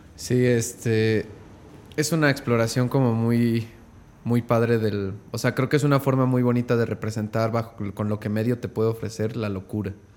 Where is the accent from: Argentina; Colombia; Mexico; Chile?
Mexico; Como mexicanos